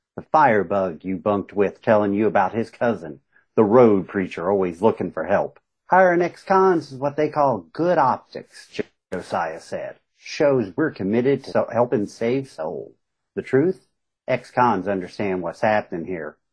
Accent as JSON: {"language": "English", "area": "Southern West Virginia", "region": "Eastern Kentucky", "country": "United States", "tie": "born or raised there"}